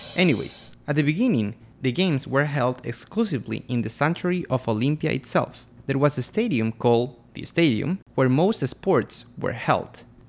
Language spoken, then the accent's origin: English; Quito, Pichincha, Ecuador; I'm from Quito, Ecuador